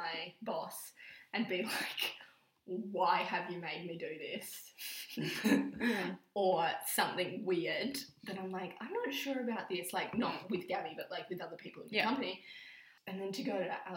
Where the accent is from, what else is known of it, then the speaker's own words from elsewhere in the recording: New South Wales, Australia; now in South Australia, Australia; Because I'm not from South Australia. I'm from New South Wales.